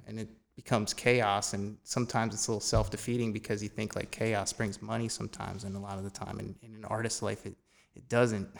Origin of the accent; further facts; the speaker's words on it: Phillipsburg, New Jersey, United States; now in Easton, United States; I've been in the Lehigh Valley pretty much my whole life. I grew up in Phillipsburg.